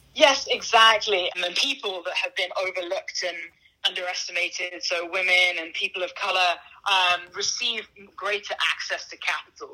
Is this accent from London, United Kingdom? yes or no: yes; London, United Kingdom; moved away as an adult; now in Bay Area, United States; I grew up in London. I moved to the Bay Area about 13 years ago to um, do my undergrad at, at, Stanford